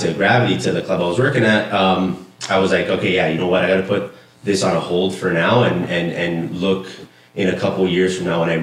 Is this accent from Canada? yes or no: yes; Toronto, Ontario, Canada; I grew up on College Street, so Little Italy